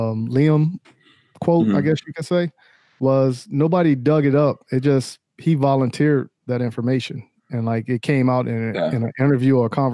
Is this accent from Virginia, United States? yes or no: yes; Virginia, United States; moved away; I'm originally from Virginia.